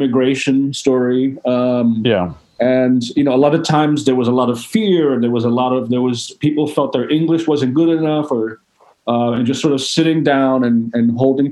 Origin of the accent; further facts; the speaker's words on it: New York City, New York, United States; I was born in the Bronx in the early 70s, during a very difficult time here